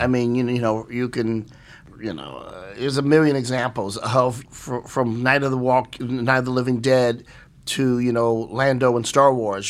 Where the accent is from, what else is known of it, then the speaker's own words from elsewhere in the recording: East St. Louis, Illinois, United States; growing up in East Saint Louis, Illinois